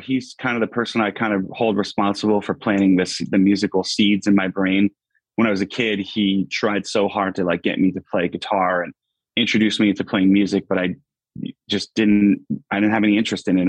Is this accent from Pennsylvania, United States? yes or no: yes; Pittston, Pennsylvania, United States; moved away as an adult; a little little suburb outside called Pittston, um, Pittston, Pennsylvania. Um, yeah, so that's where I've I've been born. I lived here